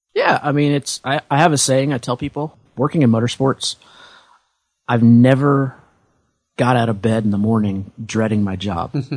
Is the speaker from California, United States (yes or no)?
no; Indiana, United States; I grew up in Indiana